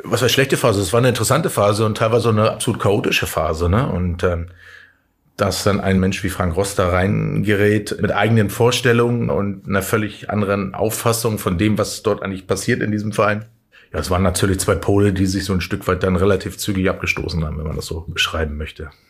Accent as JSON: {"language": "German", "town": "Schwerin", "region": "Mecklenburg-Vorpommern", "country": "Germany", "tie": "born or raised there", "also_born_or_lived": "Flensburg", "moved": "yes", "lives_now": "Hamburg, Germany", "said": "bin ich im Osten groß geworden"}